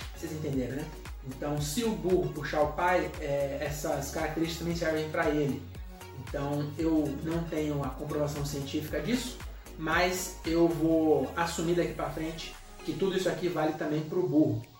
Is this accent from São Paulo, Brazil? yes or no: yes; Francisco Morato, São Paulo, Brazil; A gente é de Morato